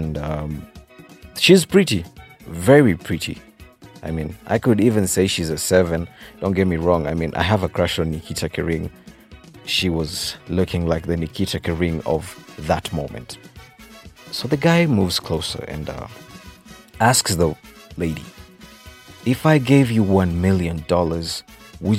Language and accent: English; Kenya; I'm Kenyan. I'm true to my Kenyan roots